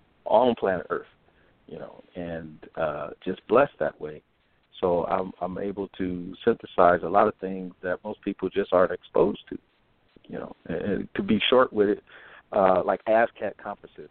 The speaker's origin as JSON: {"language": "English", "town": "Sacramento", "region": "California", "country": "United States", "tie": "born or raised there", "said": "as a child growing up in Sacramento, born in Sacramento, you know, the Capitol was my playground"}